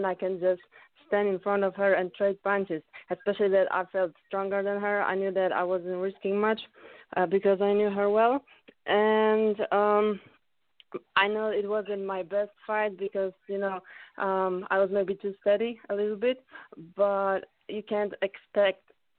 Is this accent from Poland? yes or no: yes; Poland; English is a second language; also born or lived in California, United States / United Kingdom